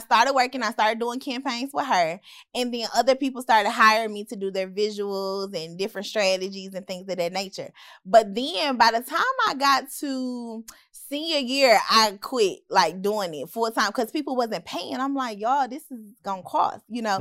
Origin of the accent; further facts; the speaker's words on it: Memphis, Tennessee, United States; moved away as an adult; also born or lived in Hattiesburg, Mississippi; I'm from Memphis.